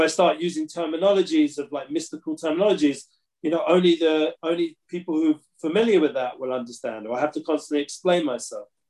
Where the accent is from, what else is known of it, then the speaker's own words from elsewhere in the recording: London, United Kingdom; now in Israel; growing up in London